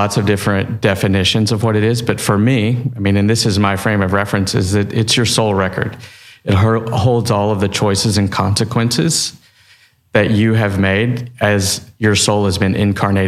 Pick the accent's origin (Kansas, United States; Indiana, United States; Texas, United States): Texas, United States; I'm from Texas.